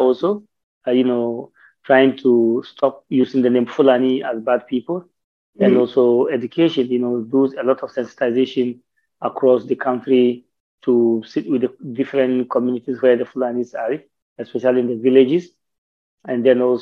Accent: Ghana; being a Ghanaian, be staying in Ghana for long? My great-grandfather was born here

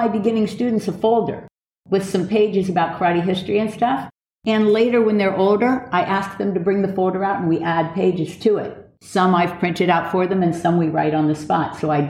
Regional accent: Broward County, Florida, United States; we were at Cooper City High School. So We all know where that is because we're all from Broward County, Florida.

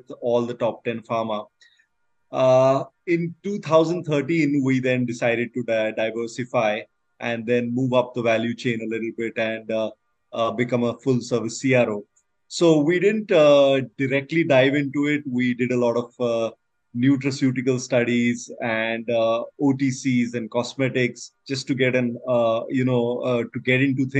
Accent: India; I'm from India.

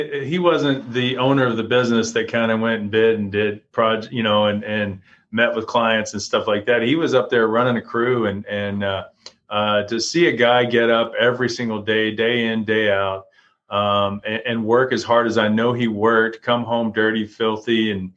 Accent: Florida, United States; also born or lived in Texas; I was born in Florida, moved to Texas for a while, started playing football and played football all the way through junior high there in Texas and stuff. And then when I got to high school, we moved back to Florida

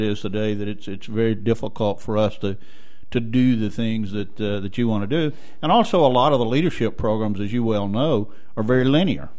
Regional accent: South Louisiana, United States; moved away; I grew up in South Louisiana in, in the marshes and the wetlands and the bayous of South Louisiana

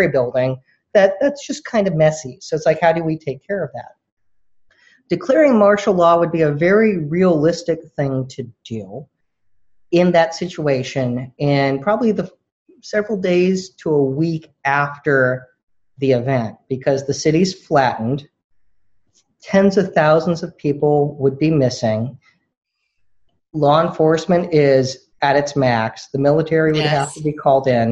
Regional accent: the Bay Area, California, United States; I grew up in the Bay Area.

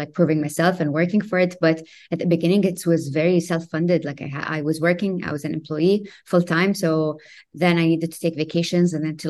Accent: Kuwait; also born or lived in Madrid, Spain; born and raised in Kuwait, lived most of my life there

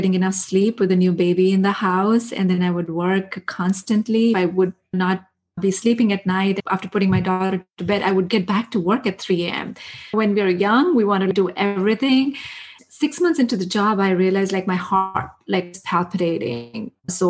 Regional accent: India; moved away as an adult; I grew up in India. I spent my first 23 years of my life in India

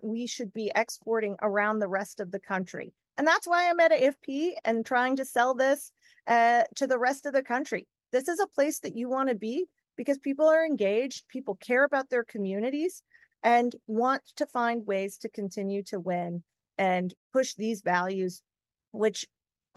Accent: Texas, United States; I'm 100% Texan and always will be.

